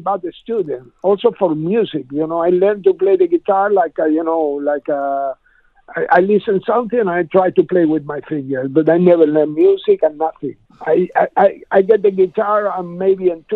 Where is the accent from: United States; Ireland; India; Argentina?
Argentina; now in Spain; I was learned to play the blues when I was a kid in Argentina, because I was born in Spain, but my parents moved to Latin America when I was 9 years